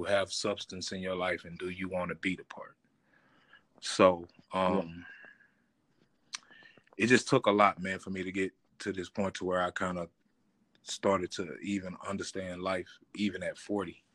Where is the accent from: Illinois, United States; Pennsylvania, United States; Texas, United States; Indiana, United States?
Texas, United States; Terrell; We started in the South. Actually, I was born in Terrell, Texas